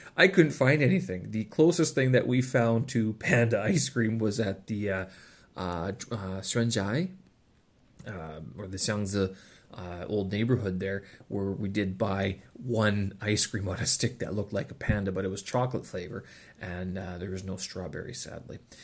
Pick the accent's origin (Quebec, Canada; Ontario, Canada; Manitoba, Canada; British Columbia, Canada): Manitoba, Canada; Winnipeg; visited my hometown when I was a kid